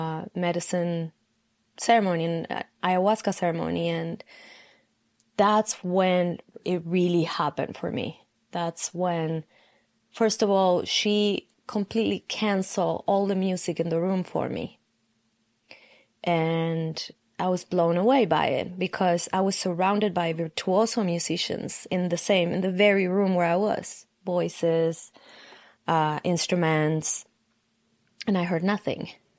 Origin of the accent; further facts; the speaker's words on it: Argentina; from Argentina.